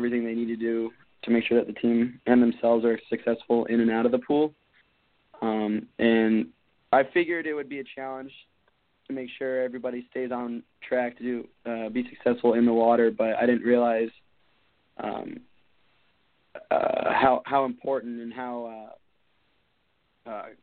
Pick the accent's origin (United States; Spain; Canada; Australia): United States; Phoenix, Arizona; I'm from Phoenix, Arizona